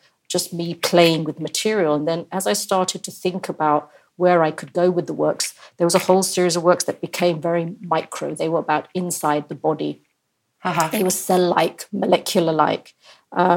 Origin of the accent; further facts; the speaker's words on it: India; I'm from India